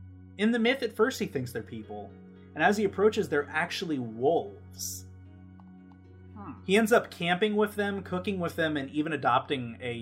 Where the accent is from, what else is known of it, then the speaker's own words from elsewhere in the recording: Ohio, United States; now in Columbus, United States; my hometown of Galleon.